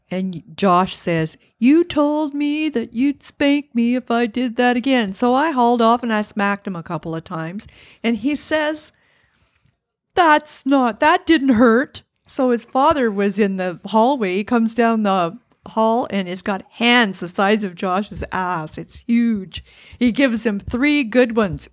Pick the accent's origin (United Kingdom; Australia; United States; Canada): Canada; Parry Sound, Ontario; moved away as an adult; also born or lived in North Bay, Ontario; now in Ottawa, Canada; I was born in Perry Sound